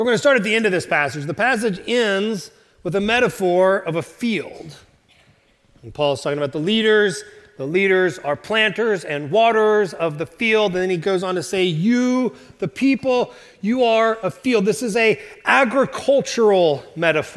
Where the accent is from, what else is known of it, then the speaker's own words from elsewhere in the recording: Oklahoma, United States; moved away; I'm from Oklahoma